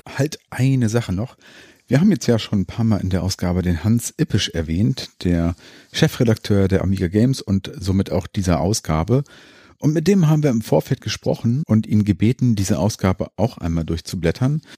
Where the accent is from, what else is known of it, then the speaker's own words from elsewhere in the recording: Hanover, Lower Saxony, Germany; Wir kommen ja aus Hannover